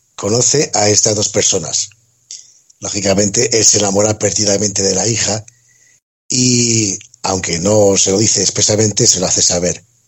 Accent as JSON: {"language": "Spanish", "town": "Gijón", "region": "Asturias", "country": "Spain", "said": "se empieza desarrollando en Gijón, curiosamente, de donde soy yo"}